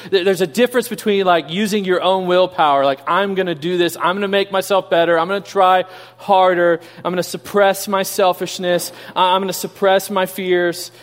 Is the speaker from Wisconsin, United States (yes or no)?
no; Kansas City, Missouri, United States; moved away; I grew up in Kansas City.